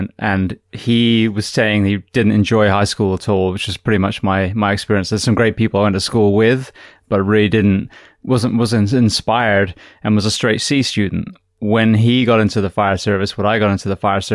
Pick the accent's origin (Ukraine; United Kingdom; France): United Kingdom; England; moved away as an adult; now in United States; Being English, coming to a different country